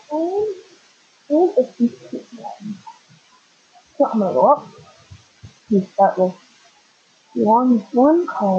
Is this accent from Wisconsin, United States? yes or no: yes; La Crosse, Wisconsin, United States; a freshman in high school, my hometown of La Croix, Wisconsin, I was sleeping over at my friend Tom's house.